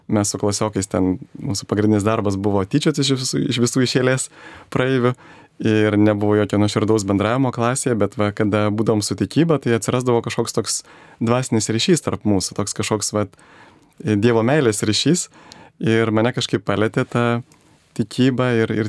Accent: Vilnius, Vilnius County, Lithuania; prieš 41 metus gimiau Vilniuje, mano mama yra kilusi Žemaitijos, Žemaitė. E, mano tėvas yra azerbaidžianietis.

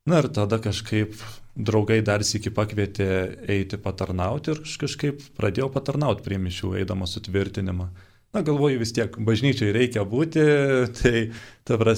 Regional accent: Upyna, Tauragė County, Lithuania; Esu kilęs iš Šilalės rajono, čia toks Šilalė miestas Žemaitijoje, iš kaimiškos vietovės pavadinimu Upyna. Baigiau tenais ir mokyklėlę.

